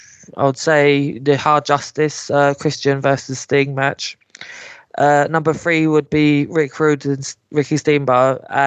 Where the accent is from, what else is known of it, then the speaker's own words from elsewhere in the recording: Scotland, United Kingdom; I know I don't sound Scottish, but I am.